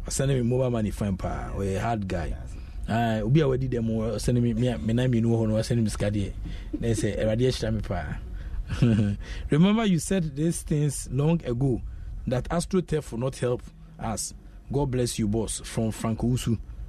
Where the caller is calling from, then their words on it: Nungwa, Greater Accra, Ghana; from Nungwa Estate.